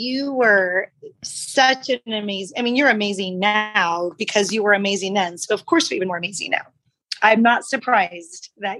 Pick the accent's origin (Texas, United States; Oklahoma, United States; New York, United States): Texas, United States; San Antonio; moved away as an adult; also born or lived in Bay Area; now in Modesto, United States; San Antonio, which is my hometown.